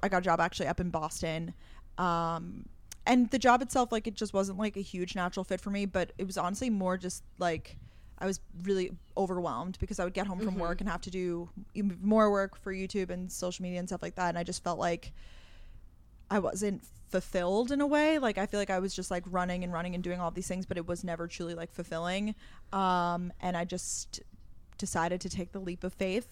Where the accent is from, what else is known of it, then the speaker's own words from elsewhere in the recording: Long Island, New York, United States; also born or lived in Georgia; I live in New York City. I'm originally from Long Island, New York